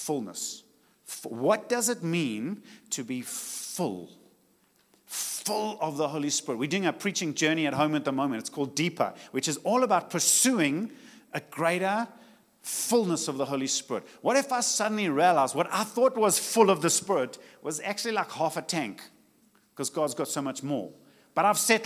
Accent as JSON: {"language": "English", "town": "Richards Bay", "region": "KwaZulu-Natal", "country": "South Africa", "said": "I come from Richards Bay, and it's hot."}